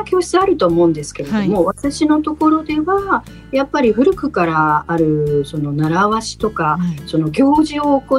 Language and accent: Japanese; Hokkaido, Japan; 私は北海道出身なの